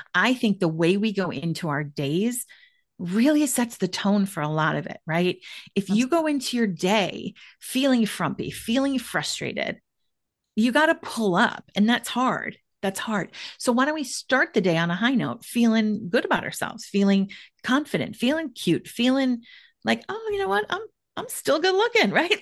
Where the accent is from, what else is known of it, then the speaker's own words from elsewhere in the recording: Minneapolis-St. Paul area, Minnesota, United States; moved away as an adult; also born or lived in Washington, D.C. area; I am back in somewhat rural, like exurb kind of Minneapolis, St. Paul area